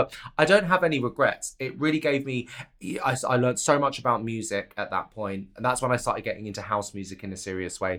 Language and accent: English; Canterbury, South East England, United Kingdom; moved away as an adult; also born or lived in London; I'm from Canterbury in Kent